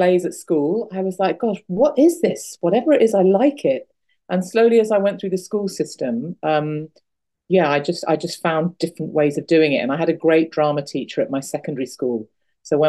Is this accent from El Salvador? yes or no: no; Birmingham, West Midlands, United Kingdom; also born or lived in Hull; I was only in Hull for 6 months of my life. So we moved to Birmingham. I grew up in Birmingham in the Midlands.